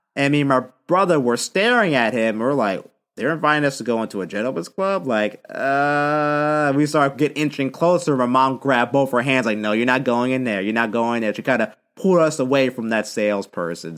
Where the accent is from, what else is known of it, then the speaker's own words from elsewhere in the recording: San Diego, California, United States; also born or lived in Philadelphia; I'm from San Diego